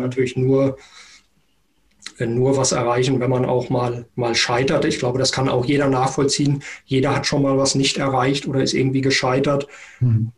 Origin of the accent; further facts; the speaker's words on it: Germany; auch als Deutsche